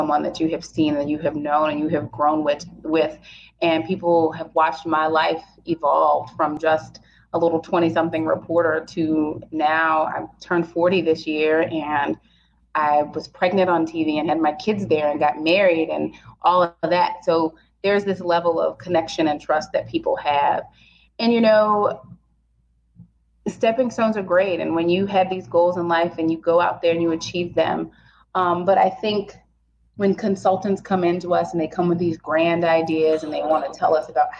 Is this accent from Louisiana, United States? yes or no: yes; Opelousas, Louisiana, United States; also born or lived in Baton Rouge; I'm from Opelousas